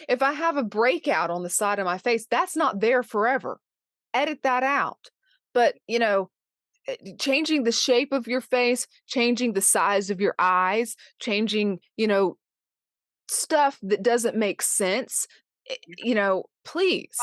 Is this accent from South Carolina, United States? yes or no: yes; Charleston, South Carolina, United States; I grew up in Charleston